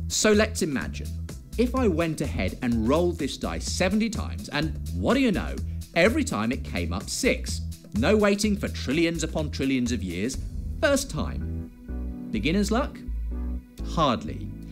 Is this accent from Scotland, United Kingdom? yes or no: no; Woking, South East England, United Kingdom; I'm from all the way over in Woking